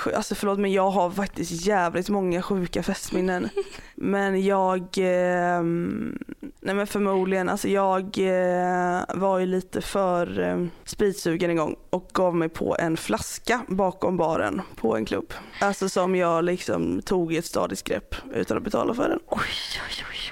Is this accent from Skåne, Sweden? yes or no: no; Alingsås, Västra Götaland, Sweden; båda vi är från liksom Göteborgstrakterna typ. Eller jag är ju från Alingsås